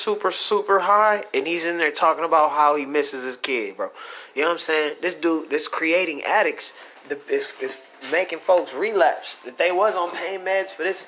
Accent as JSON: {"language": "English", "region": "Michigan", "country": "United States", "said": "I'm from Michigan"}